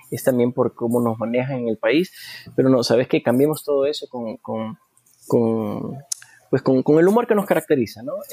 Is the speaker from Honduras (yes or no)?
yes; Honduras; Yo creo que nuestra responsabilidad, no solamente como hondureños, sino como seres humanos, es eh, apoyar a, otros